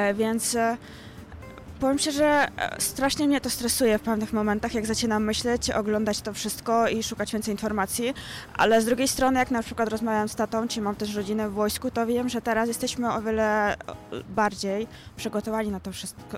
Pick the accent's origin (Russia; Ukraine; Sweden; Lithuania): Ukraine; now in Poland; jestem Ukrainką